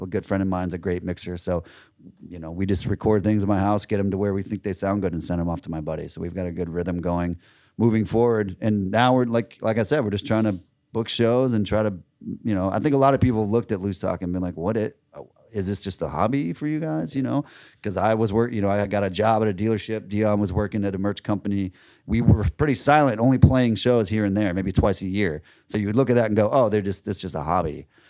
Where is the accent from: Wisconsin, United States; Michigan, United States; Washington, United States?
Washington, United States; Seattle; also born or lived in California; now in St. Petersburg, United States; I'm from Seattle originally